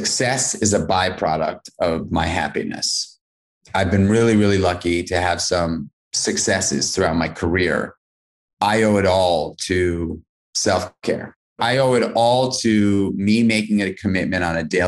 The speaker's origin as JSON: {"language": "English", "town": "New York City", "region": "New York", "country": "United States", "tie": "born or raised there", "said": "I grew up in New York City as a kid"}